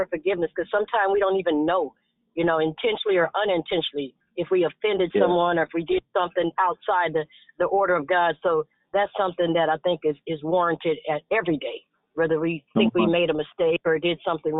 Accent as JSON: {"language": "English", "town": "Chicago", "region": "Illinois", "country": "United States", "said": "I'm from Chicago, too, from the South Side."}